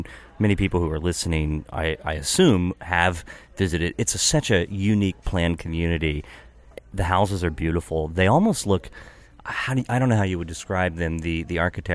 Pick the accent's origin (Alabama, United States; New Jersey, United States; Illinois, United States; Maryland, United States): Maryland, United States; Hagerstown; also born or lived in North Potomac, Maryland; now in Gaithersburg, United States; I grew up in Hagerstown